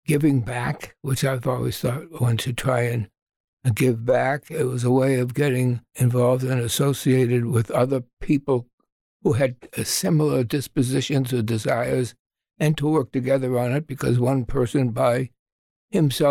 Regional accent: Boston, Massachusetts, United States; moved away as an adult; now in Washington, D.C., United States; I was originally from Boston, Massachusetts.

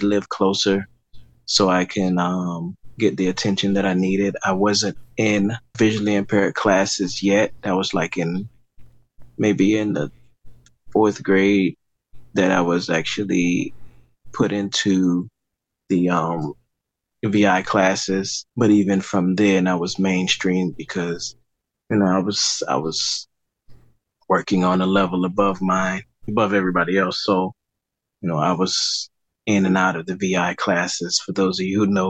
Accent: Miami, Florida, United States; now in Fort Lauderdale, United States; I am from Miami, Florida. I was born there, lived there until I was about 28.

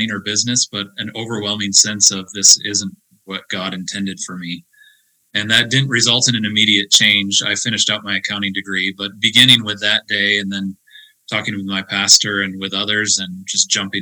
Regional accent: Beaver Dam, Michigan, United States; moved away as an adult; also born or lived in Escondido, California / Coopersville, Michigan; now in Manhattan, Montana, United States; I grew up in Beaver Dam, Michigan, at Beaver Dam CRC

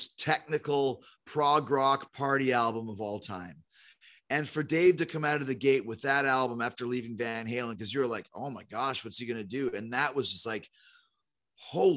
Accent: Manhasset, New York, United States; I was born in Manhasset.

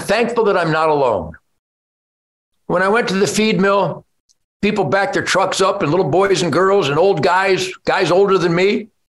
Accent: United States; I was born in the United States of America in 1948

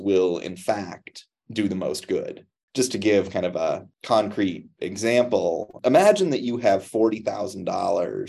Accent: Cleveland, Ohio, United States; moved away; I grew up just outside of Cleveland, Ohio

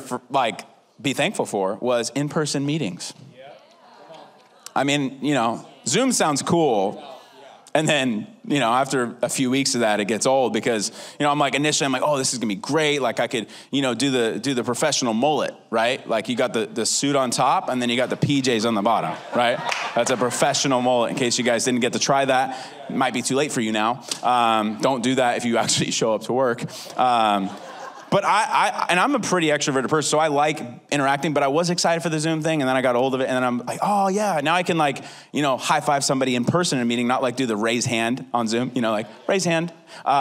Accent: California, United States; I'm from California.

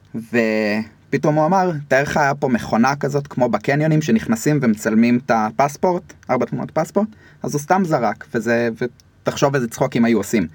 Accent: Rishon LeZion, Central District, Israel; גדלתי בראשון, עד היום אני בראשון

